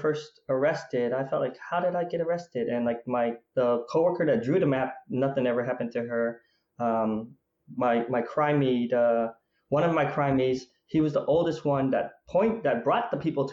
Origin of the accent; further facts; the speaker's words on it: Provo, Utah, United States; also born or lived in Vietnam; I grew up in Provo, Utah. That's where we came to the United States after we lost our country from the Vietnam War